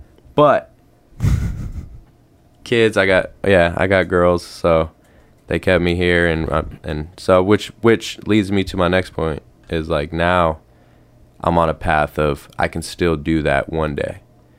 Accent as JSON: {"language": "English", "region": "Iowa", "country": "United States", "tie": "born or raised there", "also_born_or_lived": "Grand Junction, Colorado, United States", "said": "I lived there till I was like 7 or 8, and then we finally came here."}